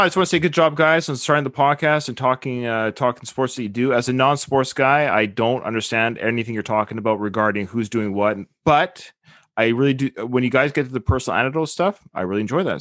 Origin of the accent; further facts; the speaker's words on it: Victoria, British Columbia, Canada; I was born in Victoria